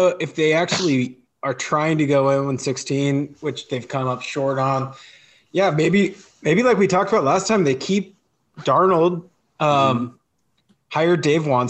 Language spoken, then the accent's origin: English; Canada; Canadian, so I've been looking for a second team.